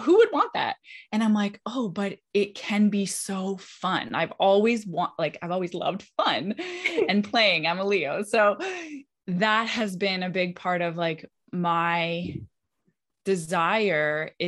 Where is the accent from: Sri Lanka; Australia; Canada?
Canada; now in West Palm Beach, United States; I grew up in Canada. I'm a Canadian.